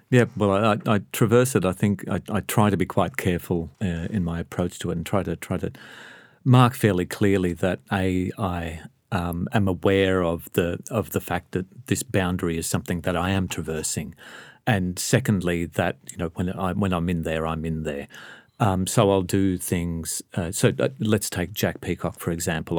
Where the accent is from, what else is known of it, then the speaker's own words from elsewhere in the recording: Melbourne, Victoria, Australia; I grew up in Sunshine.